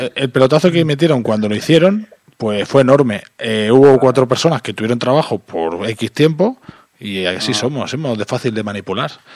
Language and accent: Spanish; Terrassa, Catalonia, Spain; Yo soy de Tarrasa